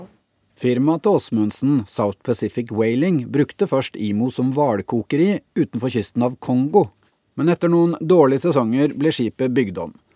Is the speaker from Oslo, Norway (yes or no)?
no; Sandefjord, Vestfold, Norway; min hjemby